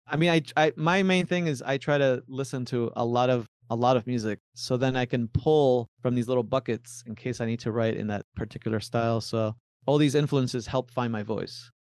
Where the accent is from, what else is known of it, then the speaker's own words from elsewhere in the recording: Miami, Florida, United States; also born or lived in Buenos Aires, Argentina / Tandil, Argentina; My parents moved us, uh, to Miami, Florida when I was five years old. I was raised in, in Florida